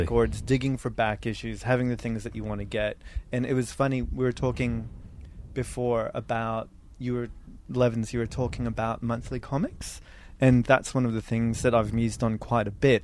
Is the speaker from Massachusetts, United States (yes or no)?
no; California, United States; now in Australia; I used to live in California